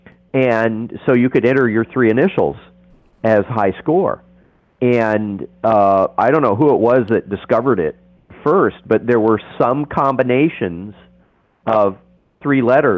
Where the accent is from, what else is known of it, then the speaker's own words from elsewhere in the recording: Amarillo, Texas, United States; I grew up in Amarillo, Texas